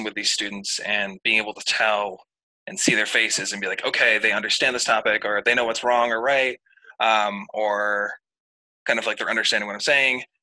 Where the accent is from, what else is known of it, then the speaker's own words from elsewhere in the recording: Maine, United States; I'm from Maine